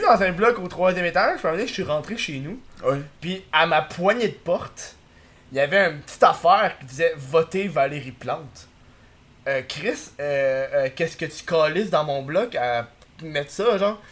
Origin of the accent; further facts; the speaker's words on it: Quebec, Canada; les Québécois, on est